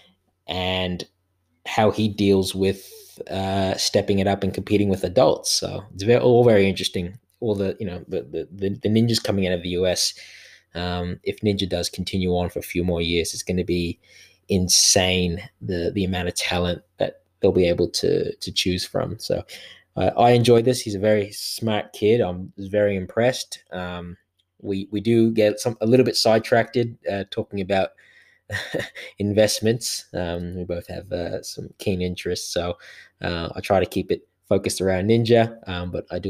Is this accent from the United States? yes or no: no; Australia; I'm a ninja from Australia